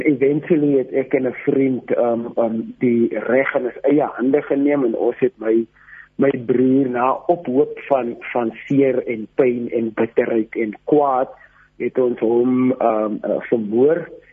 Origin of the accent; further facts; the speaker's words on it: Grabouw, Western Cape, South Africa; Ek het in Grabouw groot geword